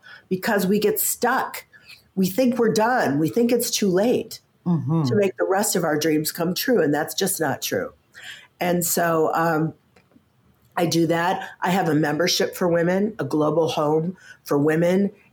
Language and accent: English; Midwest, United States; And I grew up in the Midwest.